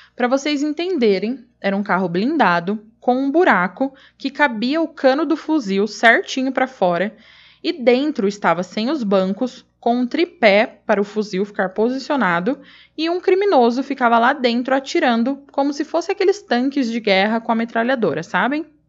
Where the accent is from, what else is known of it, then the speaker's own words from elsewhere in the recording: Araçatuba, São Paulo, Brazil; moved away; eu sou natural de Aracatuba, então eu tenho família e amigos por lá